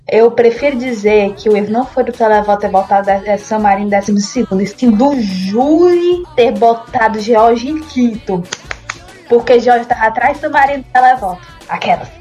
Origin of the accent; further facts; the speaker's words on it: interior of Ceará, Brazil; also born or lived in Centre-West Brazil; Eu sou cearense, gente. Eu sou nascida no interior do Ceará, minha família é do interior do Ceará